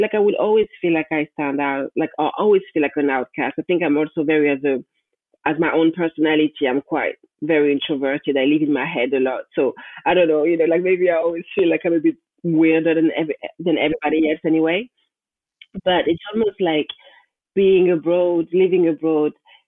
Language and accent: English; France; moved away as an adult; now in London, United Kingdom; I was born and raised in France, but I'm also like the daughter of immigrants